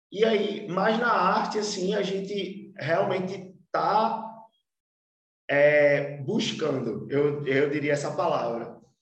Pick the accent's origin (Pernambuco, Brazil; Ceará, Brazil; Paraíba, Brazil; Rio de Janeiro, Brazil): Pernambuco, Brazil; Olinda; also born or lived in Recife; Eu vim da, da cidade de Olinda, nasci em Recife, mas fui criado em Olinda